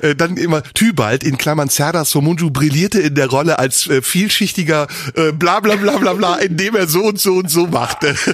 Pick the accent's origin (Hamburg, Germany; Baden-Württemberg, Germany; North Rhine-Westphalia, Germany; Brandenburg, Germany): North Rhine-Westphalia, Germany; Neuss; mich mit 18 Jahren als Intendant beworben in Neuss am Landestheater, meiner